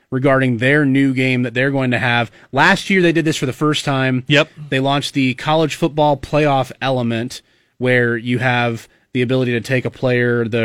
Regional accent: Kearney, Nebraska, United States; born there; I was born in Kearney. I don't live there, didn't live there for very long, but uh, some Central Nebraska here in the house

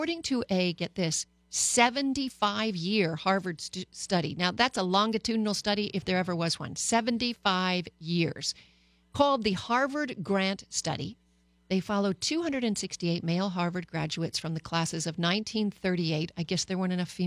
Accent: Canada

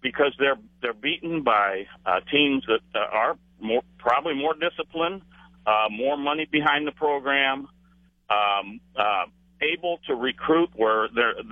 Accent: Akron, Ohio, United States; I'm from Akron, actually.

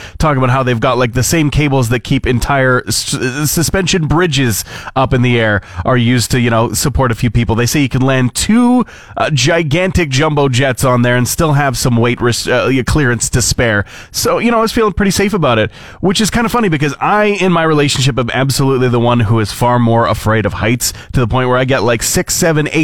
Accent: Fort McMurray, Alberta, Canada; moved away as an adult; also born or lived in Edmonton; when I moved out on my own from Fort McMurray into Capital City, into Edmonton

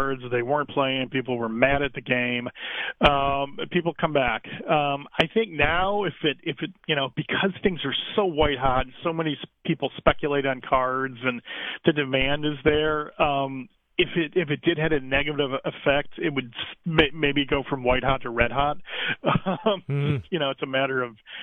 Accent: Cleveland, Ohio, United States; I'm from Cleveland

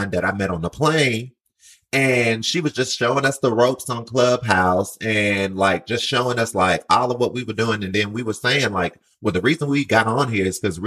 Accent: Mobile, Alabama, United States; moved away as an adult; now in New York, United States; I moved to New York in 2015. I came from Mobile, Alabama. So, excuse the accent

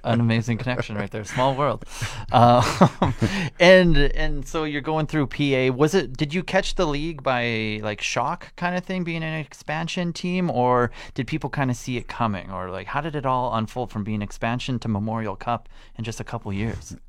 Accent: Canada; growing up in Canada

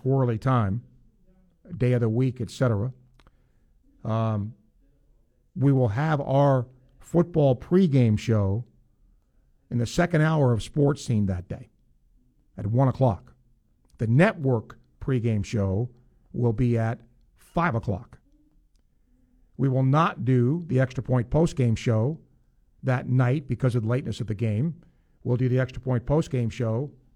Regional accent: New York, United States; moved away; as a kid growing up in New York State.

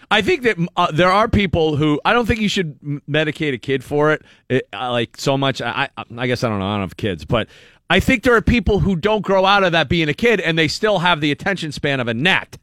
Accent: Erie, Pennsylvania, United States; Erie, I grew up in Erie

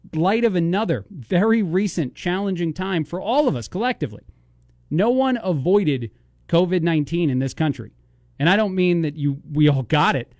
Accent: East Coast, United States; now in Bloomington, United States; being from the East Coast

